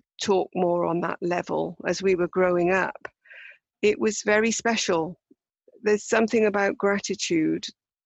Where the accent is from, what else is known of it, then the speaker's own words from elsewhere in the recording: United Kingdom; as British people